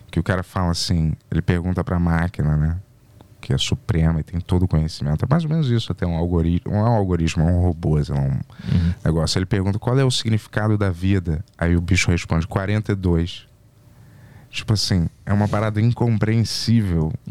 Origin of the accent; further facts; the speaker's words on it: Rio de Janeiro, Brazil; Eu não consigo identificar se ela tem um sotaque carioca. Tanto que às vezes as pessoas fa ah, me falavam: esse, esse sotaque não é carioca, não. Eu falava: é, sou do Rio.